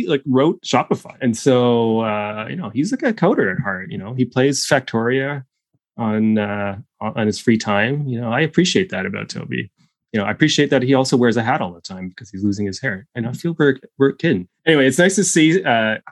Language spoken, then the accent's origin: English; Ottawa, Ontario, Canada; now in Toronto, Canada; I'm from Ottawa.